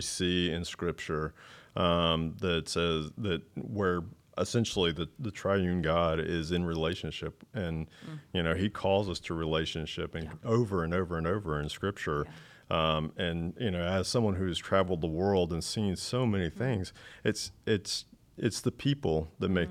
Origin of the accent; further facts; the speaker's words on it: North Carolina, United States; also born or lived in Charlotte, North Carolina; now in Matthews, United States; I didn't grow up here. I grew up in the oh. mountains